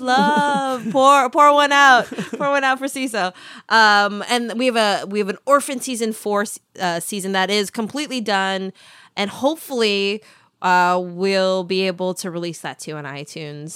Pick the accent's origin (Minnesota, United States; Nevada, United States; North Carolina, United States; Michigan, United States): Minnesota, United States; accent: Minnesota; my Minnesota accent